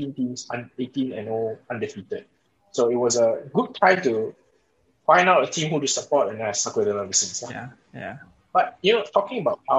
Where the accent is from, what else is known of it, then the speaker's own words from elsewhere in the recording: Malaysia; as a Malaysian